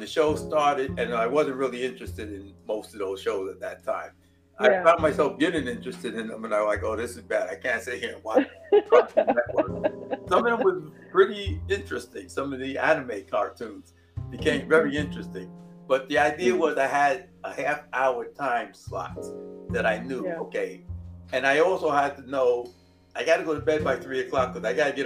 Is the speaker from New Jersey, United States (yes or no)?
no; New York, United States; we're from New York